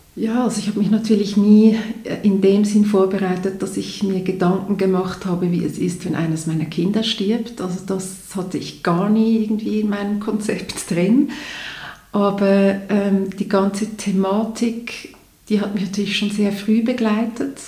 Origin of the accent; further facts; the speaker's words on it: Zurich, Switzerland; hier bei uns in Zürich in der Schweiz